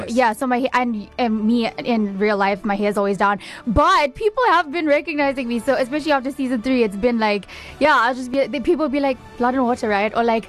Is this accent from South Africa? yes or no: yes; South Africa; like being a South African actor